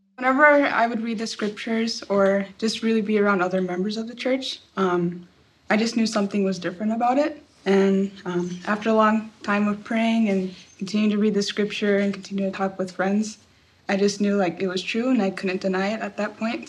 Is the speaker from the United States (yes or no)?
no; Taiwan; I am from Taiwan